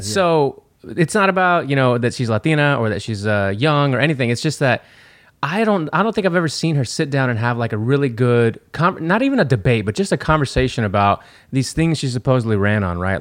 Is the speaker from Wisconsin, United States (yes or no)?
no; Texas, United States; we're from Texas